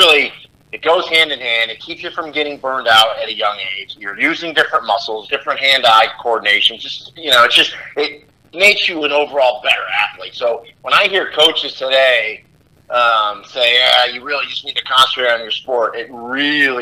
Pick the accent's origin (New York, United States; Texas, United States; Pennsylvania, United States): New York, United States; Rochester; moved away as an adult; also born or lived in Massachusetts; now in Orlando, United States; I'm from Rochester, New York, originally. So that's where I went to high school